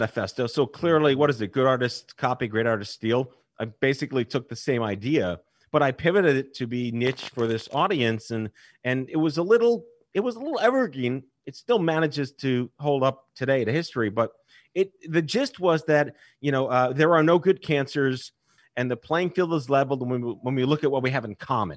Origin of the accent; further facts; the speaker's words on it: New York, United States; I was born and raised in New York.